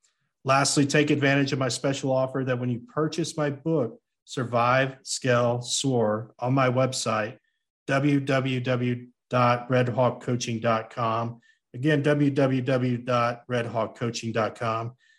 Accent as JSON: {"language": "English", "country": "United States", "said": "I am an American"}